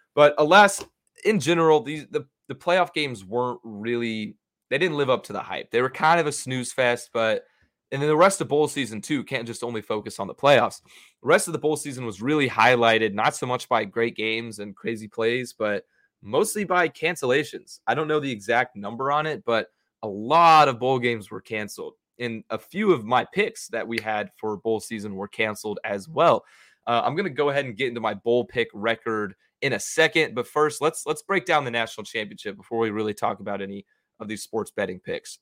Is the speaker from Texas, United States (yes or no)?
yes; Dallas, Texas, United States; I'm a D F W Texas boy